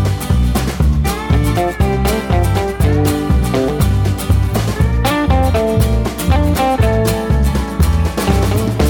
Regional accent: Wilkes County, North Carolina, United States; I'm an Appalachian boy as well. My family, there's moonshine running in them hills. I'm from Wilkes County

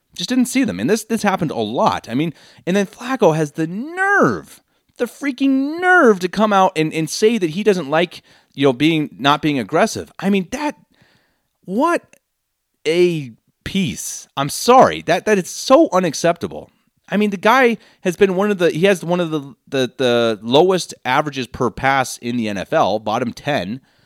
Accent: United States; now in Munich, Germany; I'm American and don't speak very good German

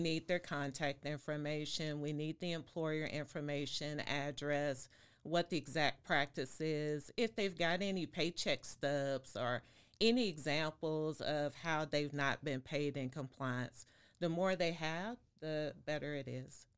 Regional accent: Waco, Texas, United States; also born or lived in Fort Worth; now in Austin, United States; I am from Waco

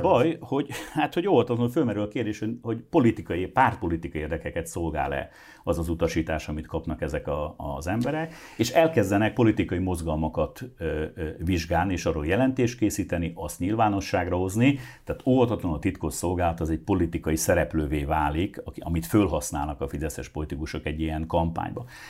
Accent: Hungary; mi magyarok vagyunk

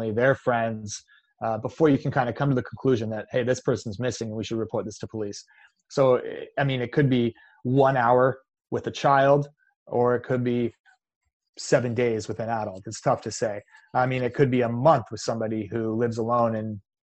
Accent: Canada; I'm Canadian

